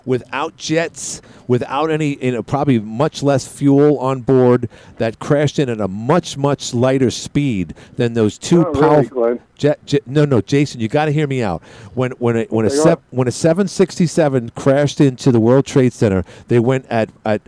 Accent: New York City, New York, United States; as a New Yorker

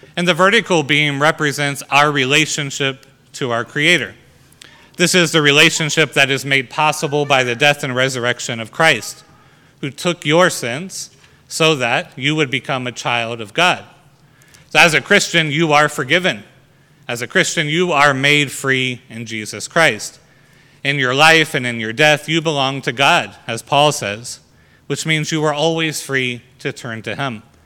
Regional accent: United States; our freedom as Americans

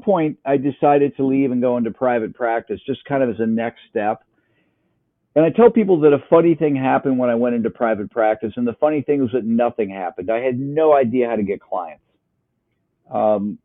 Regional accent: Upper Peninsula of Michigan, United States; moved away as an adult; also born or lived in Wisconsin; now in Columbus, Ohio, United States; I grew up in the Upper Peninsula of Michigan.

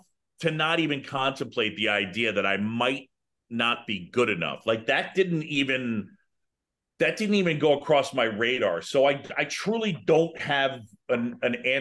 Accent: New York City, New York, United States; moved away as an adult; also born or lived in Philadelphia / Boston; now in Chicago, United States; I was born in Philadelphia. I grew up in New York City. I went to college in Boston

